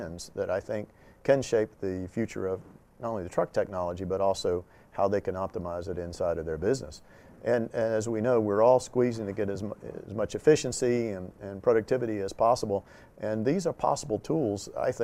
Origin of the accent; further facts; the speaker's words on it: North Carolina, United States; I'm from North Carolina